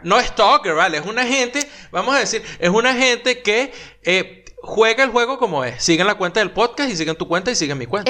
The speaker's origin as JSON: {"language": "Spanish", "country": "Venezuela", "moved": "yes", "lives_now": "Argentina", "said": "Todos los venezolanos"}